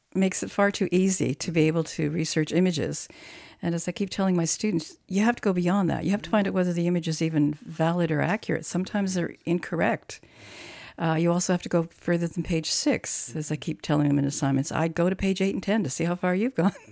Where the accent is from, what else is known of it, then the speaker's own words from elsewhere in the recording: Croatia; now in Canada; I was born in Croatia